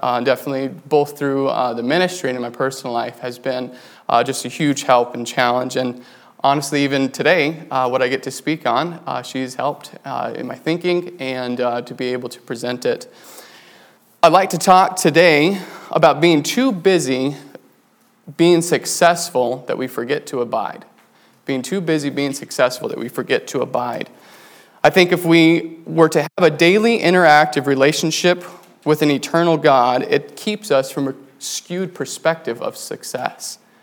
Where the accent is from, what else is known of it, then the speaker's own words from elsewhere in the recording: New Mexico, United States; now in Wisconsin, United States; I grew up in New Mexico. My parents there worked with the Navajo Indians